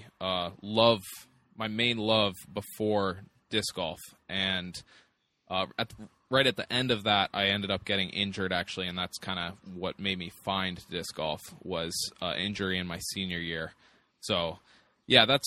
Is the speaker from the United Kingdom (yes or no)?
no; Longmont, Colorado, United States; also born or lived in Texas; I'm from just north of Boulder, Colorado. It's Longmont is the town, and that's where I grew up. I was actually born in Texas, but moved to Longmont when I was pretty young.